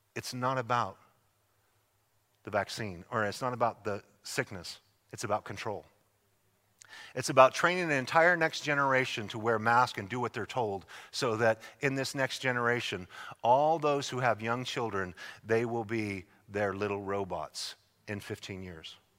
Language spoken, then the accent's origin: English; Idaho, United States; moved away; I'm from Idaho